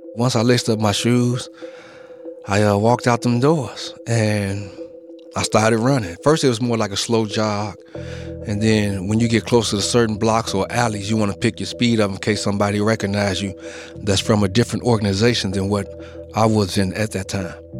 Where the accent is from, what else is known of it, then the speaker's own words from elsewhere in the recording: Chicago, Illinois, United States; I was born and raised in Chicago